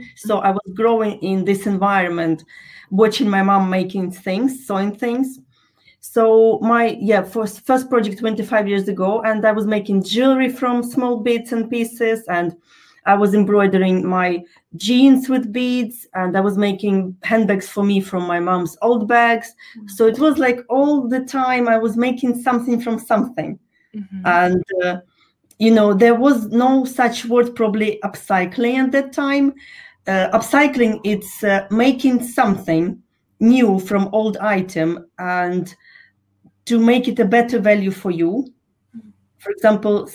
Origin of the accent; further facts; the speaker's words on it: Ukraine; moved away; I was born in Ukraine, in case you're wondering what's up with my accent.